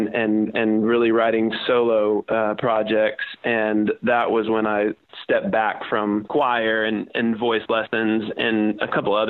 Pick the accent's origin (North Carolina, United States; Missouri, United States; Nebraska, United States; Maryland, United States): Nebraska, United States; Omaha; moved away as an adult; also born or lived in Fort Worth, Texas; growing up in Omaha, it actually became kind of a sexy thing to go to TCU.